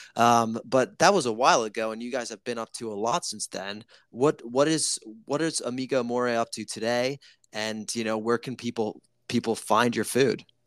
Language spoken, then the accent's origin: English; Italy; moved away; I'm from Italy